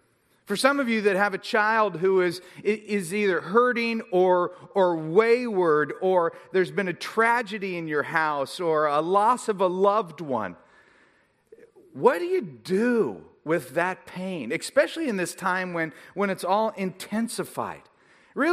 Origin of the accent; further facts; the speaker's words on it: United Kingdom; because obviously I'm British, which is the only voice I really know how to do.